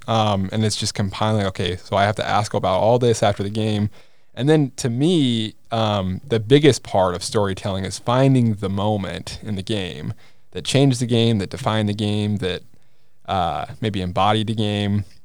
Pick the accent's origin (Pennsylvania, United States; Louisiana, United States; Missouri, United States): Missouri, United States; Kansas City; I'm from the Kansas City area